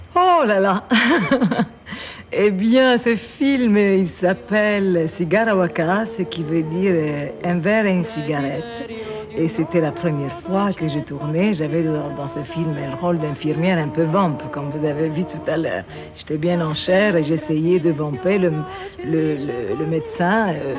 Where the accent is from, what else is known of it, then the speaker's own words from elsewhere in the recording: Cairo, Cairo Governorate, Egypt; moved away as an adult; now in France; l'Égypte, le Caire, c'est le pays qui m'a donné le jour